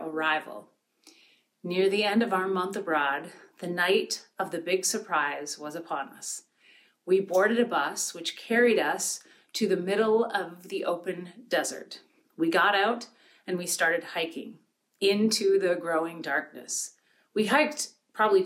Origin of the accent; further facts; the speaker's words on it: Pine River, Minnesota, United States; where I grew up in Pine River, Minnesota